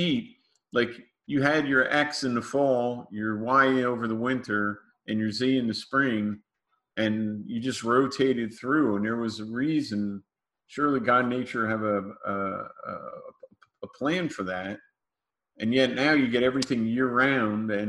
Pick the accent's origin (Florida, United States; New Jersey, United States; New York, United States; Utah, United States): New Jersey, United States; Growing up in New Jersey